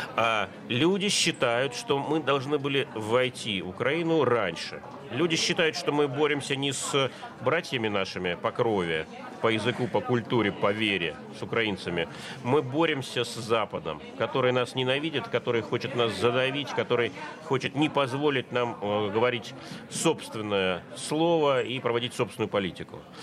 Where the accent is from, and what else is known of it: Russia